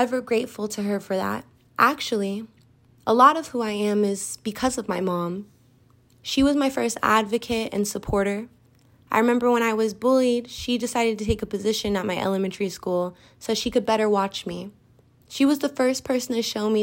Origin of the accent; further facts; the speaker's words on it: Colorado Springs, Colorado, United States; I grew up just south of here in Colorado Springs